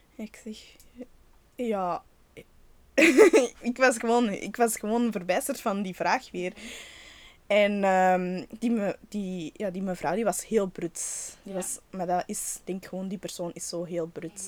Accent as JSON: {"language": "Dutch", "country": "Belgium", "tie": "born or raised there", "also_born_or_lived": "Patna, India / Calcutta, India", "said": "ik ben geadopteerd en ik wist niet waar mijn roots lagen of, wie, of in welke omstandigheden dat ik naar België ben gekomen"}